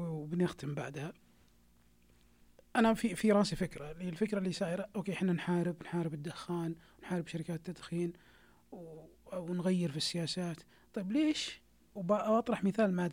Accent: Saudi Arabia; عندنا في السعودية

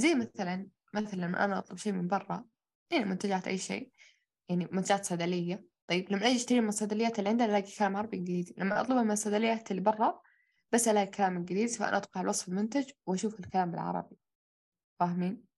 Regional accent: Saudi Arabia; احنا كلنا عرب كلنا تربينا في السعودية

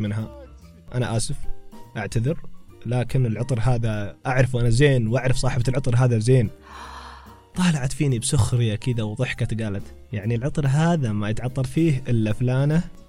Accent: Taif, Makkah Province, Saudi Arabia; كنت في كافي عندنا في الطائف اسمه ميرلو

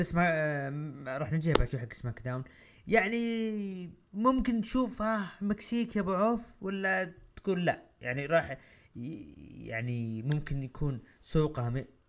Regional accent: Saudi Arabia; عندنا بالسعوديه

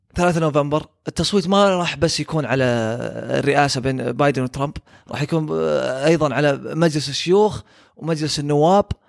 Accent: Saudi Arabia; عندنا في السعوديه

